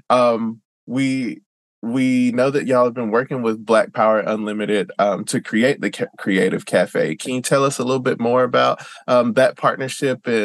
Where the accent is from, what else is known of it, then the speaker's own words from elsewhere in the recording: the South, United States; I'm I'm from the South too, so I tend to have a um, an idea that white people don't want to help black people